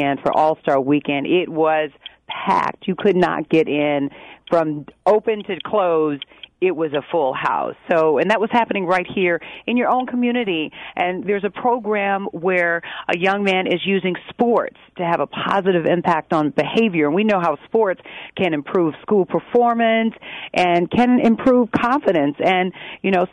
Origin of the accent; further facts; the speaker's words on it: Chicago, Illinois, United States; I'm born and raised in Chicago, on the south side of Chicago.